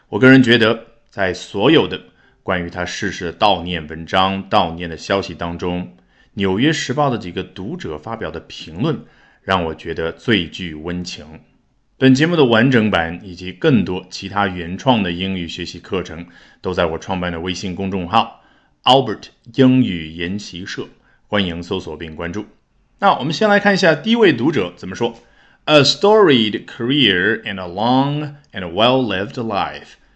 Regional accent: China; 这样我们中国人更加理解，对不对？

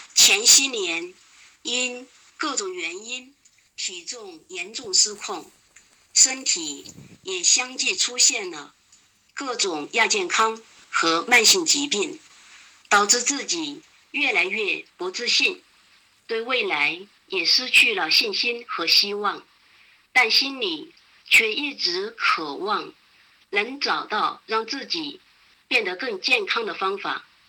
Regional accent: Chengdu, Sichuan, China; 我是来自四川成都的

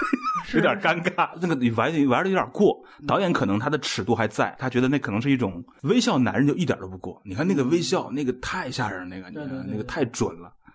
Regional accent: China; 我们中国人

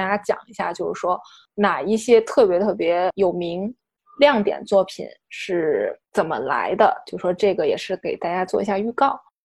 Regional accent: China; 包括我们中国人

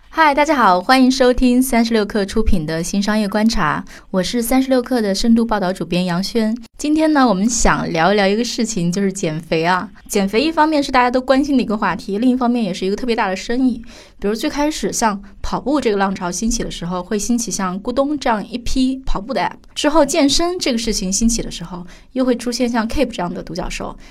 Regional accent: China; 我们中国人就是忍不住地想要吃米饭和米粉

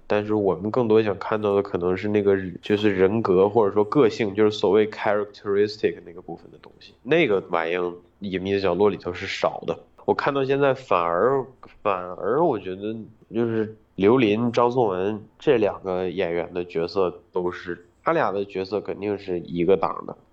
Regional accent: Northeast China, China; moved away; 我们老家那个地儿

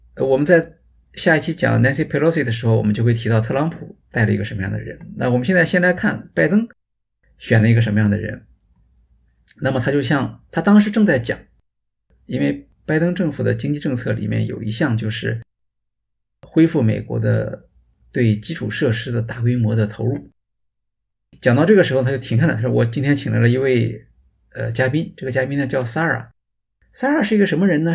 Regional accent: China; 比我们中国人就是入场的时候其实还要啰嗦啊

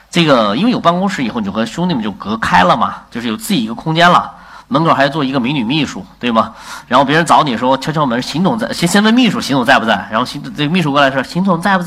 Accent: China; 我们作为中国人老师被国外的文化所侵略

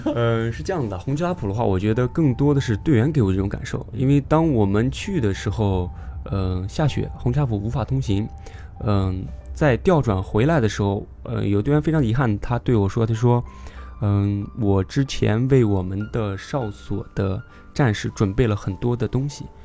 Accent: Xinjiang, China; also born or lived in Altay; 我是新疆的兵团人

